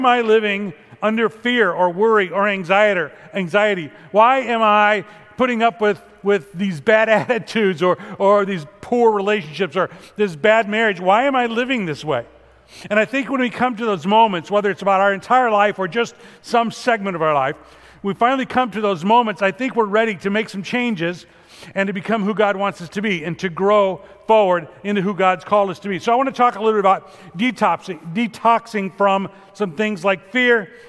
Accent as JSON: {"language": "English", "town": "Chicago", "region": "Illinois", "country": "United States", "tie": "born or raised there", "moved": "yes", "said": "growing up in Chicago"}